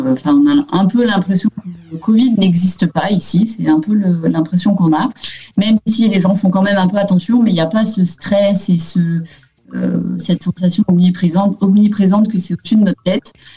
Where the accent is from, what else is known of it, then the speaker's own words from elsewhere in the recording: France; moved away as an adult; ma rue en France où, euh, j'ai habité